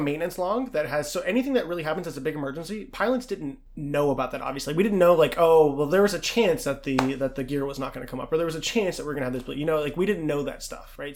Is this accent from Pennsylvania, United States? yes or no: yes; Pittsburgh, Pennsylvania, United States; I was born in Pittsburgh